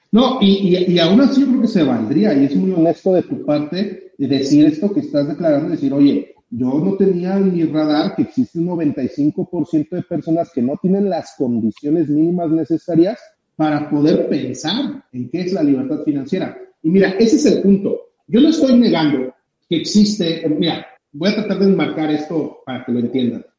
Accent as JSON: {"language": "Spanish", "country": "Mexico", "said": "nosotros como mexicanos"}